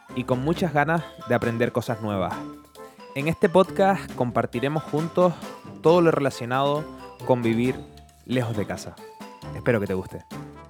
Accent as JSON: {"language": "Spanish", "region": "Canary Islands", "country": "Spain", "moved": "as an adult", "lives_now": "Stuttgart, Germany", "said": "soy un canario de 27 años que en noviembre de 2019 voló de Tenerife a Stuttgart, Alemania"}